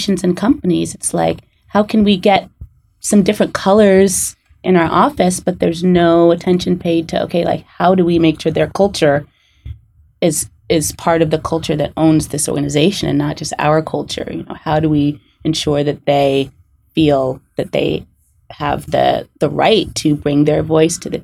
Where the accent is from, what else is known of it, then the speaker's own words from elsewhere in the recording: suburbs near White Plains, New York, United States; I grew up in New York in the suburbs of the city near White Plains, and I was raised by Jamaican parents, so hence I'm from Jamaica